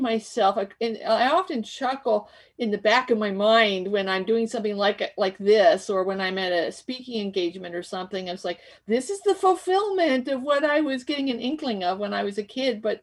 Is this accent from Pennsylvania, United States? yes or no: yes; Bethlehem, Pennsylvania, United States; I was born in Bethlehem.